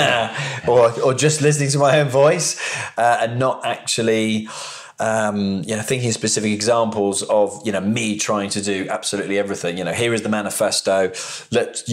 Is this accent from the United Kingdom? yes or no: yes; United Kingdom; also born or lived in High Wycombe, Buckinghamshire / Oakville, Ontario, Canada; moved back to the UK